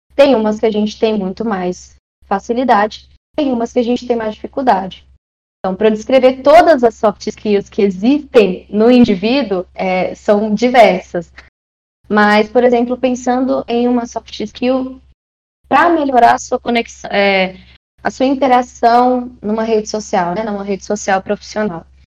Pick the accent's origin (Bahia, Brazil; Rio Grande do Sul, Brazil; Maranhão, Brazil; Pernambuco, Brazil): Maranhão, Brazil; also born or lived in São Paulo; now in Brasília, Brazil; eu nasci no Maranhão, já morei em São Paulo, mas hoje eu moro em Brasília